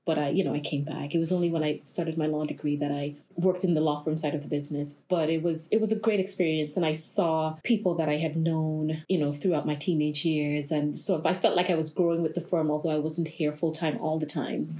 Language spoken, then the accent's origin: English; Tortola, British Virgin Islands; I am from the British Virgin Islands here in Tortola, born and bred, primary school, secondary school, only left to go to college